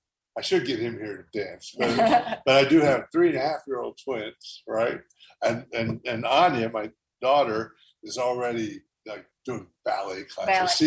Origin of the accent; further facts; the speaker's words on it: United States; moved away; also born or lived in New York; I'm from Hayward County where men are not afraid to get up and dance